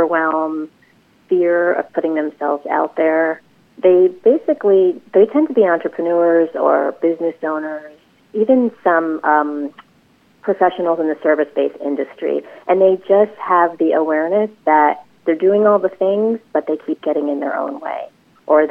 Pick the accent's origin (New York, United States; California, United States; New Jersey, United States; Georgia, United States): New Jersey, United States; also born or lived in Los Angeles; I came back home to New Jersey